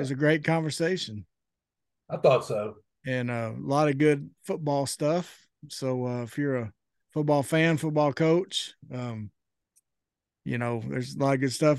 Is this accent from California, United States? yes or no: no; Greenbrier, Arkansas, United States; also born or lived in Conway, Arkansas / Camden, Arkansas; I grew up in Greenbrier